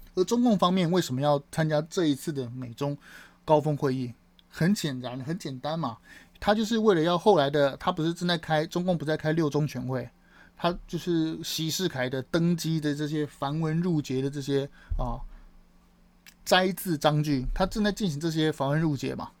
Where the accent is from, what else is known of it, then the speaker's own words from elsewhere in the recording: Taiwan; 我们台湾人